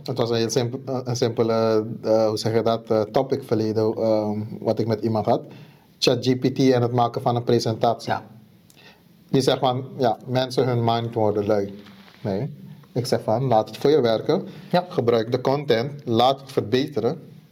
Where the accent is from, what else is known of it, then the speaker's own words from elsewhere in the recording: Suriname; moved away; Ik kom uit Suriname